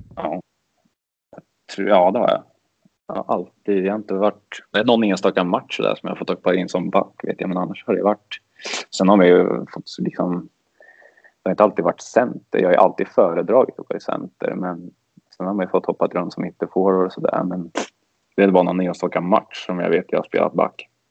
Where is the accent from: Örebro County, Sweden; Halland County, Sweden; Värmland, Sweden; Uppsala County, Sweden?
Örebro County, Sweden; Örebro; när man växte upp att det var mycket ÖSK